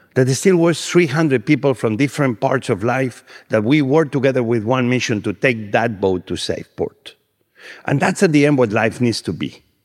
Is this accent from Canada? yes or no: no; Spain; I'm from Spain and I was cooking the way we cook black beans in Spain